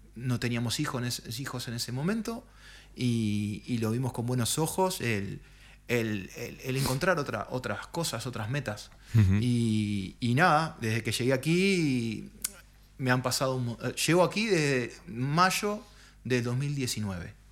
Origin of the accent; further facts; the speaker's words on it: Montevideo, Uruguay; moved away as an adult; now in Spain; yo soy montevideano